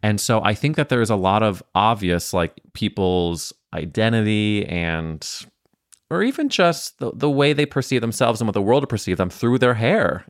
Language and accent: English; Missouri, United States; me being from Missouri in the Midwest